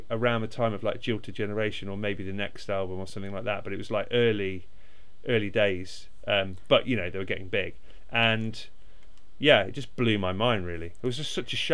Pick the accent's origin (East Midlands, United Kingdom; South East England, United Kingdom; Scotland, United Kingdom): East Midlands, United Kingdom; Derby; I'm from Derby